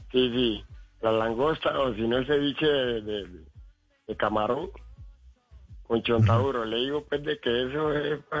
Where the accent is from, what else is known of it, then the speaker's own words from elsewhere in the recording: Cali, Valle del Cauca, Colombia; hermano, yo le digo que sí porque mire, yo, yo soy caleño, pero tengo descendencia chocuana.